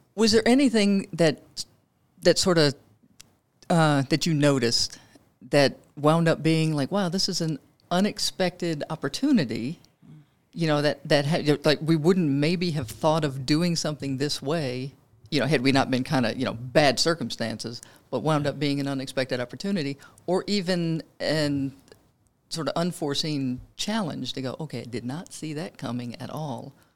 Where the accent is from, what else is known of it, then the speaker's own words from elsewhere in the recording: Louisiana, United States; moved away; I'm from Louisiana.